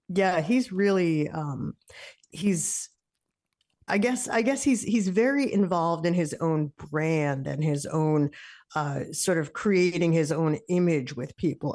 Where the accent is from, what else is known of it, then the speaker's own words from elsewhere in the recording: New York, United States; now in Massachusetts, United States; I'm a New Yorker.